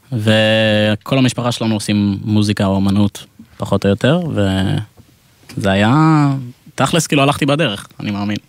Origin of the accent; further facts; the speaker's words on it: Israel; also born or lived in England (family origin) / Gush Etzion; now in Tel Aviv, Israel; אנחנו מאנגליה במקור, אני נולדתי פה, הם גרים בגוש עציון